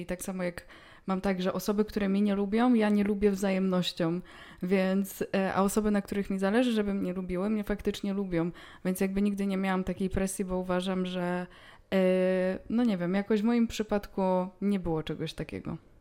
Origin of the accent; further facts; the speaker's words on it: Poland; jestem z Polski